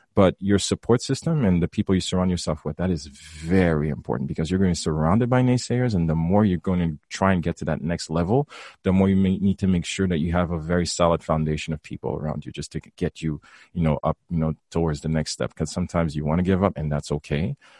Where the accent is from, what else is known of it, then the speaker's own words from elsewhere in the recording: Haiti; moved away; back in high school, growing up in, growing up in Haiti.